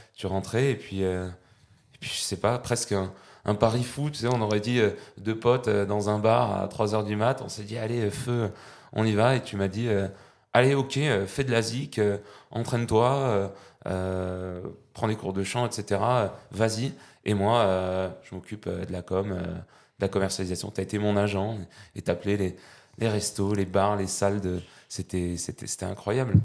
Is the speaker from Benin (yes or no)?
no; Pyrenees, France; also born or lived in Val-de-Marne; now in Versailles, France; loin de nos Pyrénées, qui, me manque bien